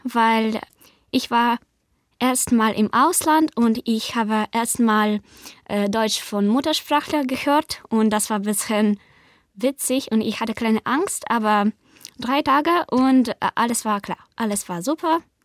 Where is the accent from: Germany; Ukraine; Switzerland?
Ukraine; Kyiv; German is a second language; Ich komme aus Ukraine, aus Hauptstadt Kiew